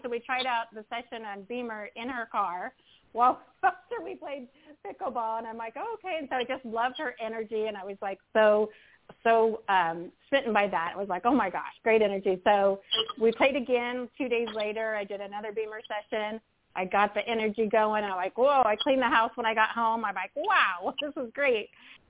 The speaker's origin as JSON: {"language": "English", "region": "California", "country": "United States", "said": "from California."}